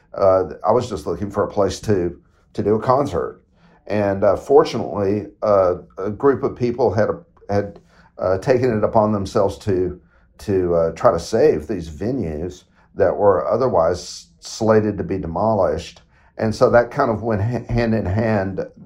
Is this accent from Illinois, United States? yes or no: no; Knoxville, Tennessee, United States; my hometown